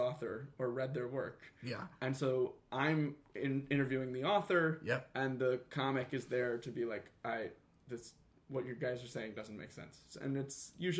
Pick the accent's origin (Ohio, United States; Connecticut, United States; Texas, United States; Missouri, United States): Ohio, United States; Cleveland; moved away; I grew up in Cleveland.